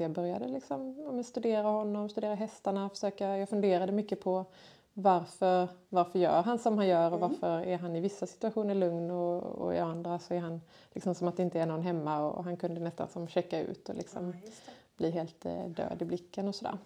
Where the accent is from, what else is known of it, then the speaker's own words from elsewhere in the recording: Kungsbacka, Halland County, Sweden; jag är född och uppvuxen här i Kungsbacka